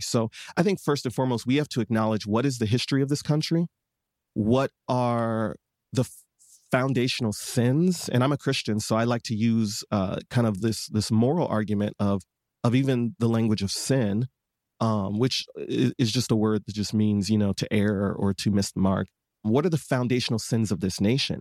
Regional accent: Detroit, Michigan, United States; I was born and raised in Detroit, Michigan

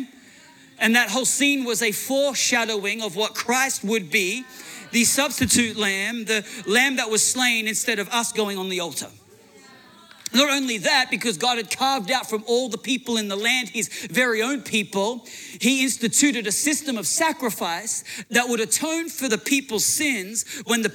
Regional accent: Australia; moved away as an adult; now in United States; I'm Australian, and now I'm an American citizen.

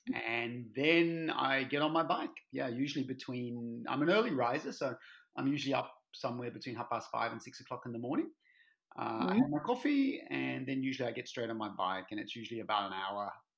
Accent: Australia; also born or lived in Germany; now in Belgium; Gosh, about 9 years in Belgium now. Yeah, but I left Australia more than 25 years ago. So my accent's a little bit mixed up now.

